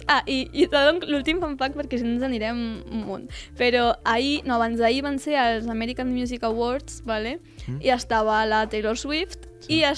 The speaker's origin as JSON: {"language": "Catalan", "town": "Tarragona", "region": "Catalonia", "country": "Spain", "said": "jo sóc aquí de Tarragona"}